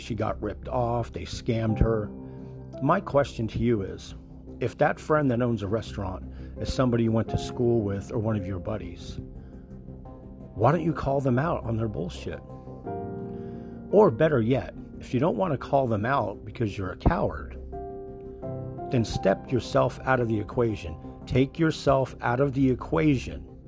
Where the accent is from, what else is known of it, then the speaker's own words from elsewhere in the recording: New Jersey, United States; now in Florida, United States; I'm originally from New Jersey